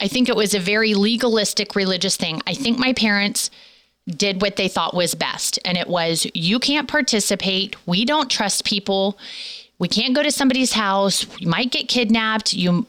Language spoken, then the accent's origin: English; Orlando, Florida, United States; I grew up in Orlando, Florida.